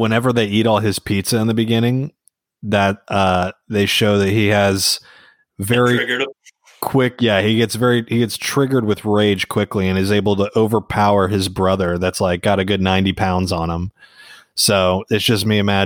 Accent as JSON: {"language": "English", "region": "the South", "country": "United States", "said": "I'm from the South."}